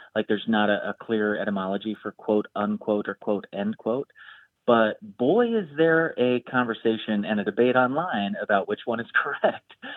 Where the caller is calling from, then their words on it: Chicago, Illinois, United States; I'm calling from Chicago